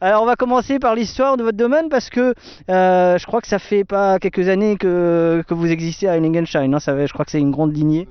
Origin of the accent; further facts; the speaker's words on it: Alsace, Grand Est, France; on est des Alsaciens